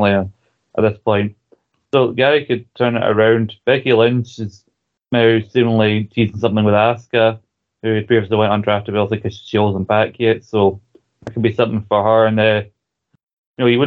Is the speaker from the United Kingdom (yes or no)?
yes; Scotland, United Kingdom; We're Scottish